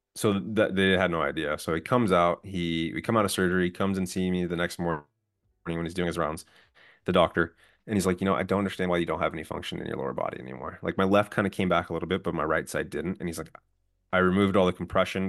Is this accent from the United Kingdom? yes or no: no; outside of LA, Southern California, United States; also born or lived in San Diego; I'm originally from Southern California, grew up side, outside of L